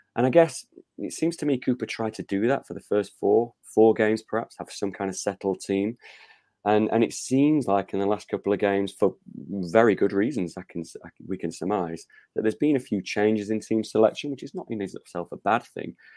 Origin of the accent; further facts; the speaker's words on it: Rotherham, Yorkshire and the Humber, United Kingdom; growing up in Rotherham in the early eighties